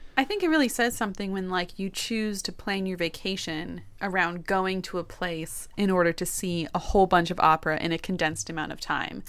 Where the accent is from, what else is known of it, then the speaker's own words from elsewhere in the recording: Toronto, Ontario, Canada; growing up in Toronto